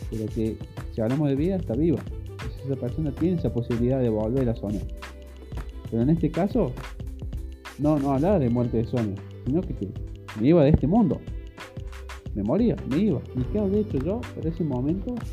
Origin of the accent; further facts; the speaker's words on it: Córdoba, Argentina; yo soy de Córdoba, Argentina, tengo actualmente 28 años